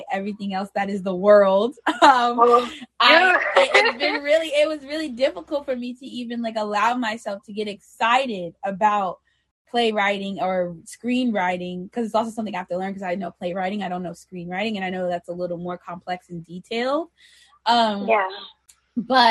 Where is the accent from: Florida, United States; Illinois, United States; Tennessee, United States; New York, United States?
New York, United States; New York City; I'm from there too